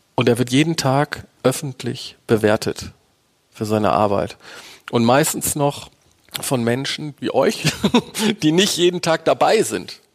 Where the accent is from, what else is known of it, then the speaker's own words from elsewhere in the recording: Bremen, Germany; ich bin Bremer